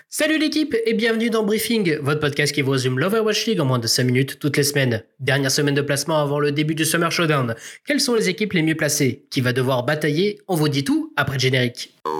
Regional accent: France; En tant que Français

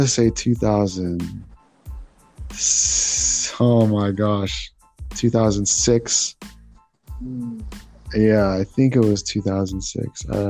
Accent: United States; You know, that's a really good question because being Filipino American.

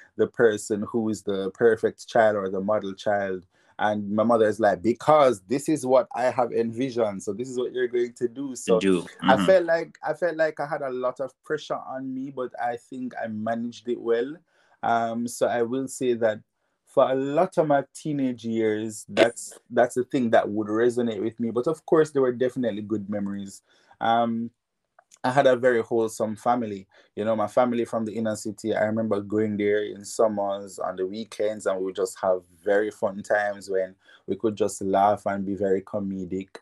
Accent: Jamaica; moved away as an adult; now in Japan; spent 6 years there, went to Kingston College

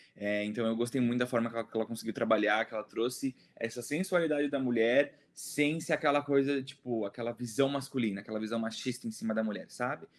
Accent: Brazil; sou brasileiro

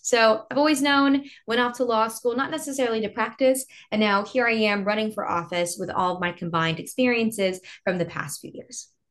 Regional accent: Texas, United States; I grew up in a really small town.

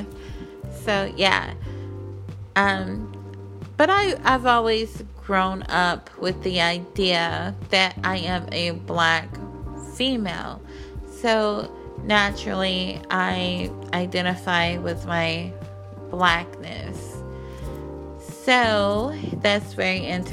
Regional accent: Puerto Rico; now in Arkansas, United States; I was born in Puerto Rico

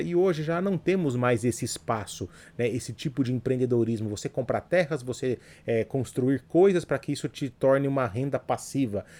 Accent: Jundiaí, São Paulo, Brazil; o posto de gasolina era do lado da minha casa ali, então foi onde eu cresci

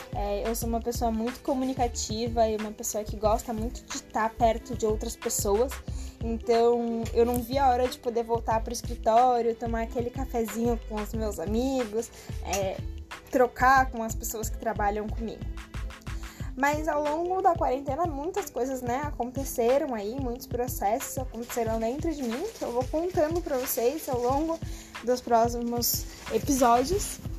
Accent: São Paulo, Brazil; moved away as an adult; now in Caraíva, Brazil; eu sou paulista, paulista da gema, paulista da capital

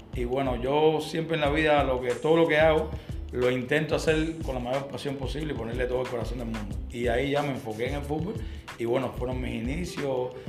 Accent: Havana, Cuba; also born or lived in Santa Fe, Havana; soy nacido, nacido y criado en la Lisa hasta los 13 años que nos movimos a Santa Fe.

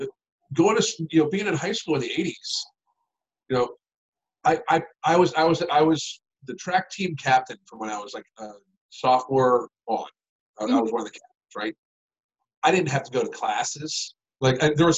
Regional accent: Western Pennsylvania, United States; I grew up in Western Pennsylvania

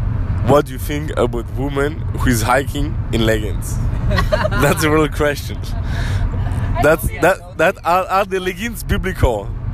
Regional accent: France; from France.

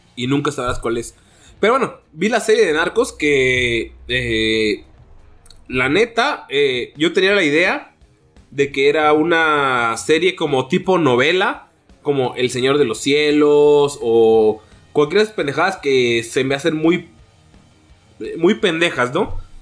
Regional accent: Mexico; como mexicano

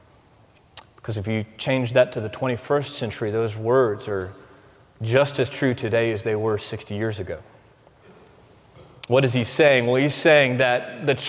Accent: United States; American Christians

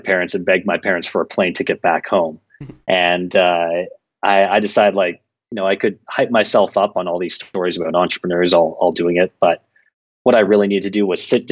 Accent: Toronto, Ontario, Canada; moved away as an adult; now in Sao Paulo, Brazil; from Toronto, Canada, but I left Toronto about 5 years ago

